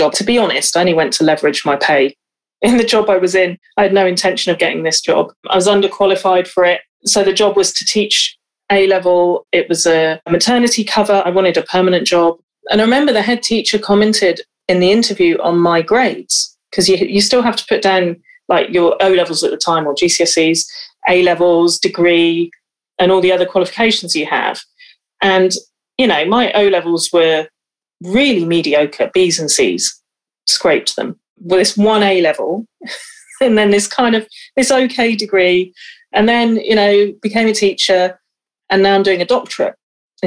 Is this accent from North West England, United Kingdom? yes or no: no; West Wales, United Kingdom; growing up in West Wales